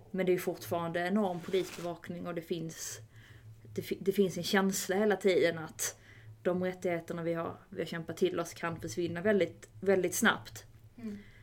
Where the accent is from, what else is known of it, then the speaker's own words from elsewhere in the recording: Malmö, Skåne, Sweden; moved away as an adult; now in Stockholm, Sweden; som ni kanske kommer att höras, jag kommer från, från Malmö ursprungligen. Har bott i Stockholm dock i snart tio år.